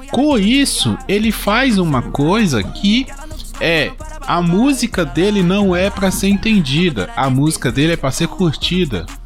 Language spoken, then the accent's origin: Portuguese; Minas Gerais, Brazil; que eu ainda sou é, leste de Minas aqui, tô quase no Espírito Santo.